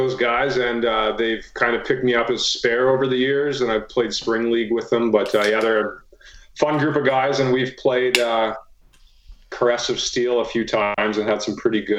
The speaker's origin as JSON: {"language": "English", "town": "Brandon", "region": "Manitoba", "country": "Canada", "tie": "born or raised there", "lives_now": "Winnipeg, Canada", "said": "I grew up playing hockey in Brandon"}